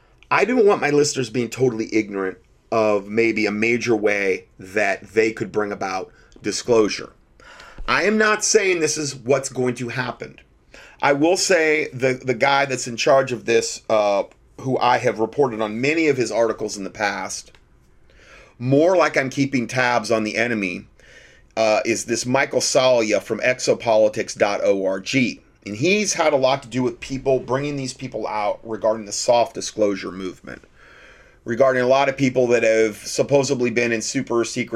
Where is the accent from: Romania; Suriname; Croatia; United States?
Romania; I am from Romania, and I'm more interested about this conflict than others who live more far away.